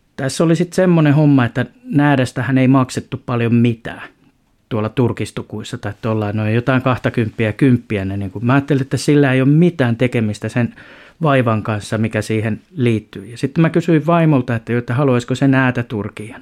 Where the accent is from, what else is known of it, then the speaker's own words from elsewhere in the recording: Lempäälä, Pirkanmaa, Finland; also born or lived in Tampere; now in Vesilahti, Finland; mä oon suurimman osan elämästäni sen, ja sen vielä vauhdikkaan nuoruuden elänyt kyllä Lempäälässä, mutta ihan jos oikein tarkkaan katsotaan, niin mä oon syntynyt Piispalassa tuossa Tampereella